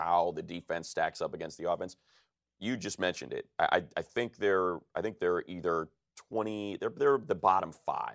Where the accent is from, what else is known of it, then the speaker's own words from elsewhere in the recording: Chicago, Illinois, United States; I am originally from Chicago